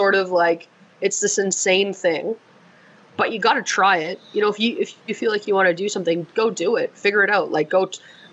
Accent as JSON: {"language": "English", "region": "Alberta", "country": "Canada", "tie": "born or raised there", "said": "growing up in Alberta"}